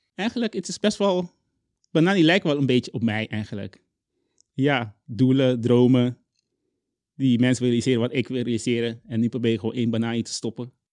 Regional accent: Curaçao; Dutch is a second language; moved away as an adult; also born or lived in Zwolle, Netherlands; now in Netherlands; ik kom uit Curaçao

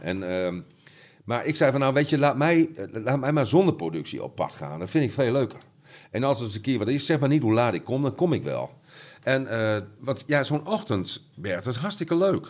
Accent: Groningen, Netherlands; de Oosterpark geboren, eh, in Paddepoel opgegroeid. En toen op verschillende plekken in de stad gewoond

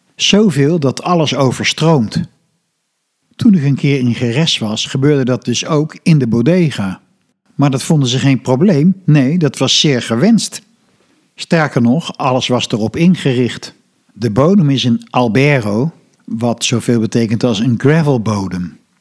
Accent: Netherlands; Als Nederlander ben je op veel plaatsen gewend

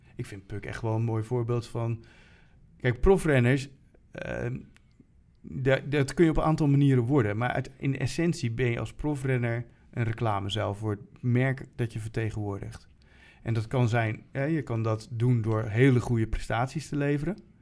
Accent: Utrecht, Netherlands; als Utrechter

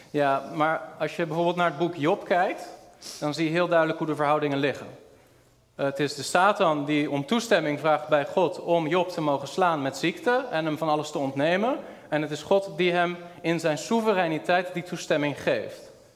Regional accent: Rotterdam, South Holland, Netherlands; de kerk waar ik ben opgegroeid was een kleine volle evangelische gemeente in Rotterdam

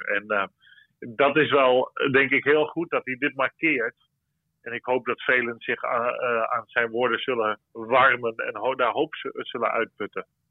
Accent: Netherlands; voor ons als Nederlanders

